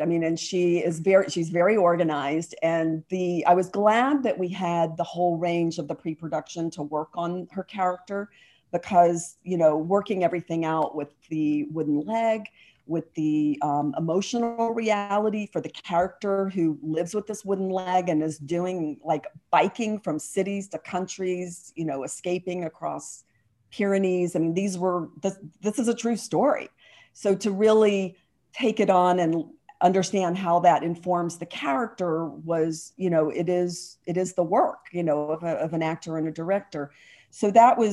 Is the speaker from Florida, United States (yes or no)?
no; Atlanta, Georgia, United States; I grew up in Atlanta, and the movie business that is there now wasn't there then